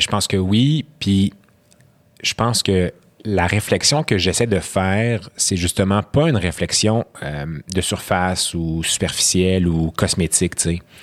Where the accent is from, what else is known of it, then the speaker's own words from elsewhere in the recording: Quebec, Canada; first language Arabic; French is a second language; mes deux parents sont syriens, je suis né au Québec. Euh, j'ai grandi, comme tu as dit, dans des, dans, des, dans des quartiers multiculturels. Ma langue maternelle, c'est l'arabe.